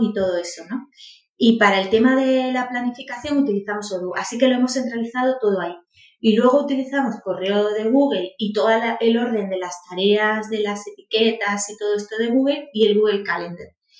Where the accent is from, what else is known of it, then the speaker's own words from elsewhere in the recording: Priego de Córdoba, Andalusia, Spain; moved away as an adult; now in Málaga, Spain; yo soy natural de Priego de Córdoba. Viví allí hasta los dieciocho años, luego me vine y ya soy malagueña